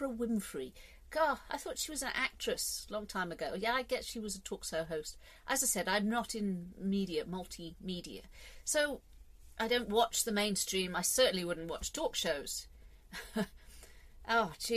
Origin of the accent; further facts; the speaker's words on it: England, United Kingdom; I'm English